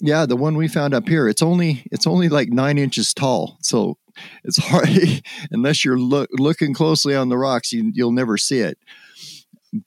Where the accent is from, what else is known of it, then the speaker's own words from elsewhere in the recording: Summerville, Oregon, United States; where I grew up in Somerville, Oregon, was only about 15 miles south of where the Freeman film was shot